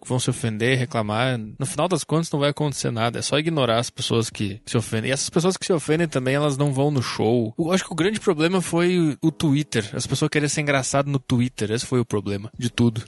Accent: Gaúcho, Rio Grande do Sul, Brazil; accent: gaúcho; é o meu sotaque de gaúcho

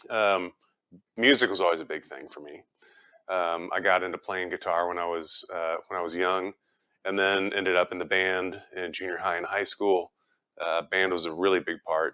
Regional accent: Richardson, Texas, United States; I grew up in Richardson, just down the street

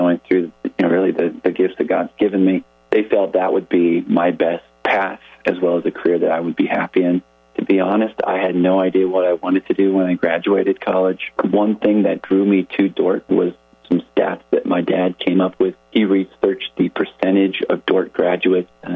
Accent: Thornton, Colorado, United States; moved away as an adult; I grew up in a town called Thornton, Colorado, and that's about 10 miles north of downtown Denver

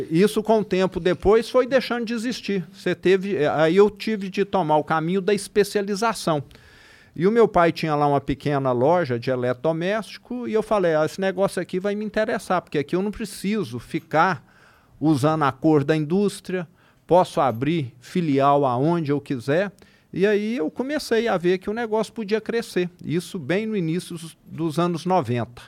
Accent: Triângulo Mineiro, Minas Gerais, Brazil; accent: interior de Minas; O triângulo, mais ainda, que é de onde eu sou

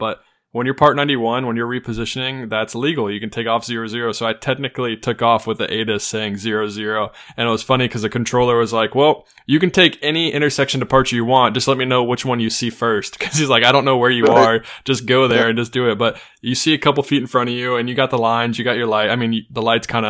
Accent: United States; I'm an American

